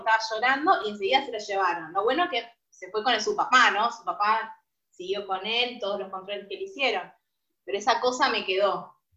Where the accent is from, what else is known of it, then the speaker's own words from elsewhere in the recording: San Justo, Buenos Aires Province, Argentina; Nosotros somos de Buenos Aires, zona este, San Justo